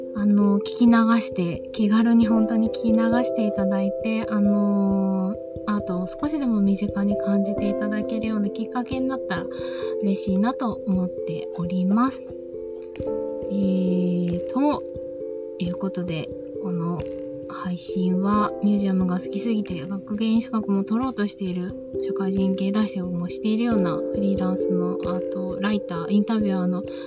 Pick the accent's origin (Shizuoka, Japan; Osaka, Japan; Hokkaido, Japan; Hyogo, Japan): Shizuoka, Japan; 私も静岡の出身なので